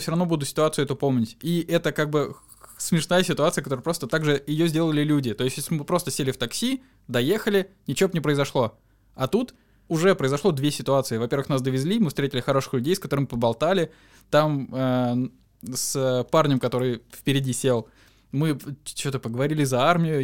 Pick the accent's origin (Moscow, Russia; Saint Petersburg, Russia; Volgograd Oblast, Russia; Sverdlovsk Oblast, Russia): Volgograd Oblast, Russia; Volgograd; мы из Волгограда